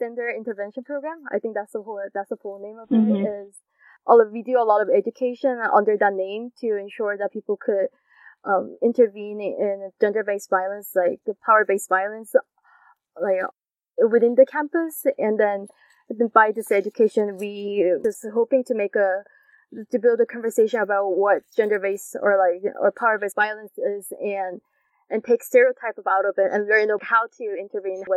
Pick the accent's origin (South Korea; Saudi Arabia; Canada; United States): South Korea; moved away; growing up in Korea where sexual education is not widely done